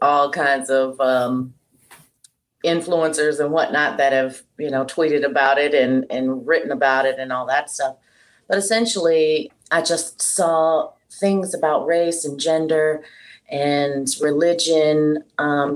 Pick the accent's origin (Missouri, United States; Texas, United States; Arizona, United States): Texas, United States; Houston; moved away as an adult; also born or lived in Dallas; now in Las Vegas, United States; I'm originally from Houston and I'm biracial. My mom is black and my dad was white. And I lived in Houston up until in my 20s